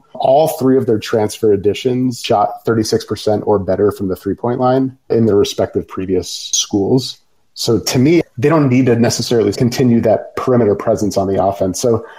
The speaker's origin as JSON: {"language": "English", "region": "Connecticut", "country": "United States", "said": "I'm from Connecticut."}